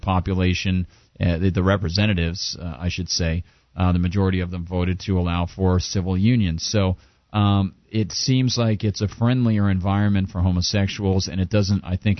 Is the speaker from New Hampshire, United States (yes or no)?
yes; New Hampshire, United States; I grew up in New Hampshire